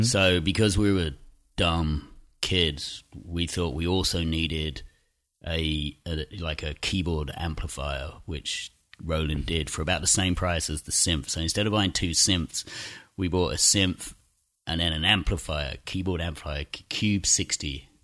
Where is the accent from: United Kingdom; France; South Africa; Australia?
United Kingdom; Chelmsford, East of England; teenage kids growing up in Essex in this kind of shitty town twenty miles outside of London